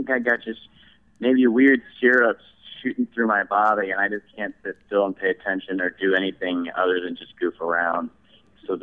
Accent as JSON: {"language": "English", "town": "St. Louis", "region": "Missouri", "country": "United States", "said": "St. Louis, Missouri."}